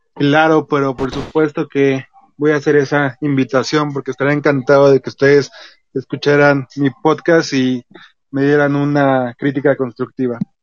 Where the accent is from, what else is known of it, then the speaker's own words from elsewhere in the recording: Mexico City, Mexico; soy de Ciudad de México